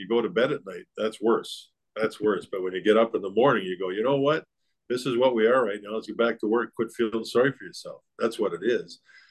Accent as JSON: {"language": "English", "town": "Calgary", "region": "Alberta", "country": "Canada", "tie": "born or raised there", "said": "I was a big Roger Maris, big Yankee fan when I was a kid growing up in Calgary."}